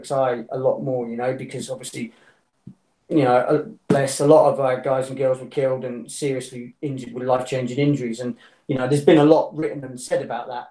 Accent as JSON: {"language": "English", "country": "United Kingdom", "said": "I'm a Brit"}